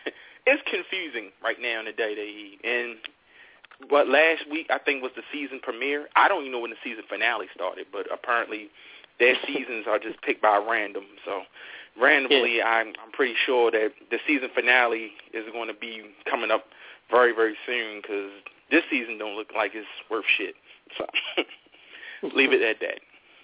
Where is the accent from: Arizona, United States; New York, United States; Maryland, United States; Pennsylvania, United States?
Maryland, United States; Baltimore; we're from Baltimore